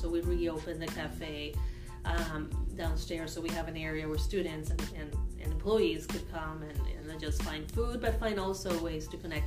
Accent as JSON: {"language": "English", "town": "Caracas", "region": "Capital District", "country": "Venezuela", "moved": "as an adult", "lives_now": "Evansville, United States", "said": "I am originally from Caracas, Venezuela"}